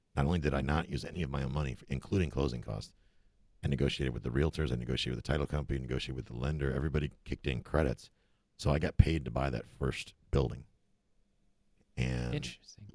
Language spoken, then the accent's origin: English; Buffalo, New York, United States; moved away as an adult; also born or lived in Germany / Kansas; now in Florida, United States; I grew up in upstate New York. Actually, I grew up in Buffalo